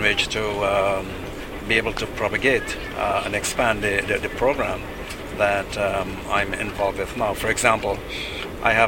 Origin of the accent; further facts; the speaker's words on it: Guyana; moved away as an adult; now in Canada; my former community, my former country.